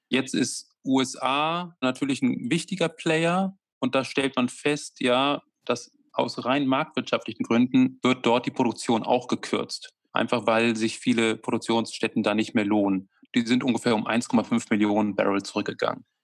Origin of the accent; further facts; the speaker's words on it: Germany; Und, und äh, dafür sind wir auch Deutsche, dass wir uns immer Sorgen machen